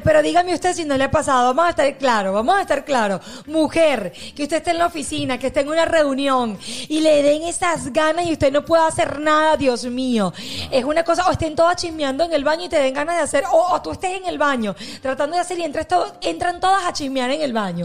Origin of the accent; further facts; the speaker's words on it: Venezuela; moved away; nosotros que somos de Venezuela